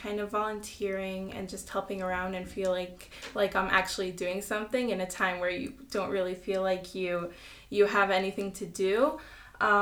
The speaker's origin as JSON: {"language": "English", "country": "Israel", "tie": "born or raised there", "said": "I'm 16 years old. I was born here in Israel. I go to school at Neve Chana"}